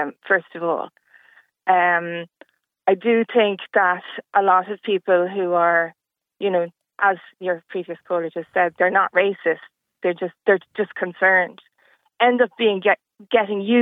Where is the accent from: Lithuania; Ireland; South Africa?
Ireland; I'm from Ireland